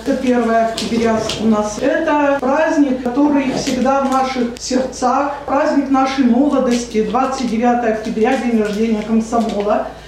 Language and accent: Russian; Udmurtia, Russia; наша Удмуртия